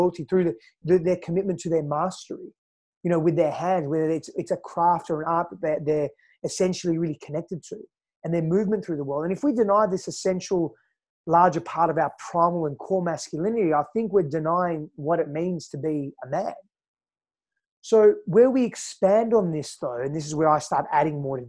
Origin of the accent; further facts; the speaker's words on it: Fremantle, Western Australia, Australia; accent: Aussie; also born or lived in Greece; now in Austin, United States; I was born in East Fremantle, Western Australia